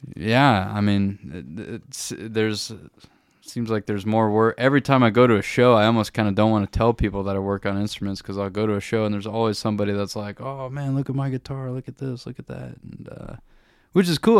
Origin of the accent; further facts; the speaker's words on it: Warsaw, Indiana, United States; moved away as an adult; also born or lived in Bloomington, Indiana; now in Germany; growing up in Warsaw, there just was not a lot of music